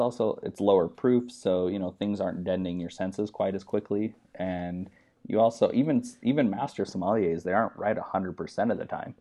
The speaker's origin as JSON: {"language": "English", "country": "United States", "tie": "born or raised there", "also_born_or_lived": "Utah / Wyoming", "moved": "as an adult", "lives_now": "California, United States", "said": "I grew up in, I'm from Utah and Wyoming"}